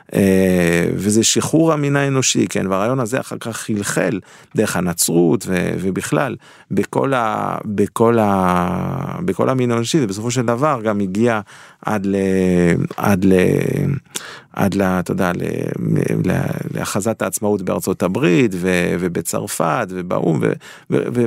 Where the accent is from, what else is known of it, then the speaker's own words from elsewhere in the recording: Geneva, Switzerland; now in Israel; אני גדלתי בז'נבה